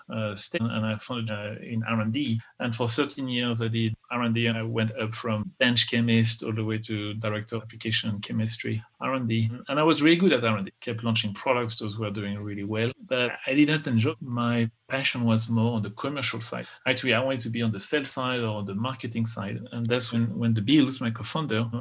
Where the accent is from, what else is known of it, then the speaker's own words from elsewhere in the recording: France; English is a second language; moved away as an adult; also born or lived in Texas, United States; now in United States; I was born in France. I'm an American